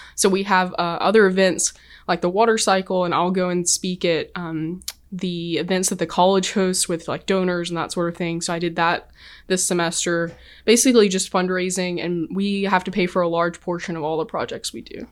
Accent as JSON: {"language": "English", "region": "Kentucky", "country": "United States", "tie": "born or raised there", "moved": "yes", "said": "where I grew up at in Kentucky"}